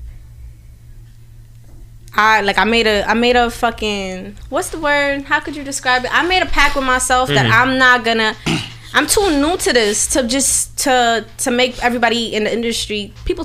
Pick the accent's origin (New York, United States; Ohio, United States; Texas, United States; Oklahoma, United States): New York, United States; New York City; I'm from Harlem and Brooklyn. Like, I don't know how to describe it. You know, like, time was split between the two